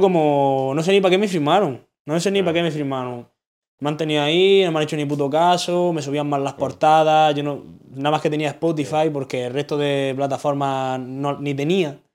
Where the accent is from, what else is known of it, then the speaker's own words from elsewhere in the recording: Granada, Andalusia, Spain; el hecho de yo ser de Granada, hmm. literalmente mi acento ya me hace distinguirme de todo el mundo